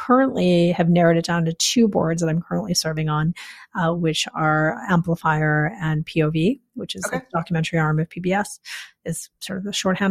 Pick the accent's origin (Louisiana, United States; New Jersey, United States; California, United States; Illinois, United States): Illinois, United States; Chicago; I was raised outside of Chicago in the suburbs.